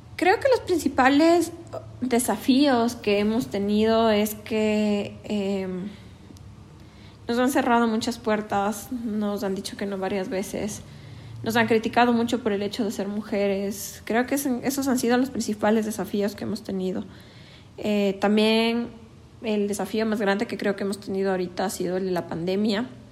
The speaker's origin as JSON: {"language": "Spanish", "country": "Ecuador", "said": "como jóvenes ecuatorianos"}